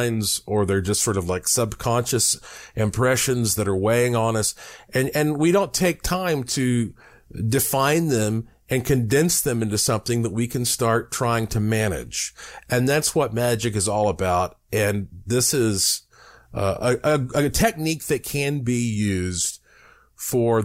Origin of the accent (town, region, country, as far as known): Asheville, North Carolina, United States; born or raised there